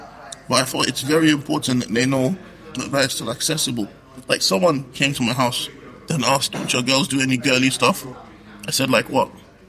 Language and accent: English; Kaduna, Kaduna State, Nigeria; moved away; Growing up in Nigeria. Yeah. I'm from the north. Shout out to Kaduna. Anyway, I'm from northern Nigeria. And my people have a specific style of barbecue.